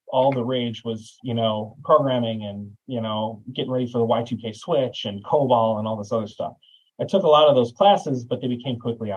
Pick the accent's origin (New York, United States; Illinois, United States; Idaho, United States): Illinois, United States; Chicago suburbs; growing up in the Chicago suburbs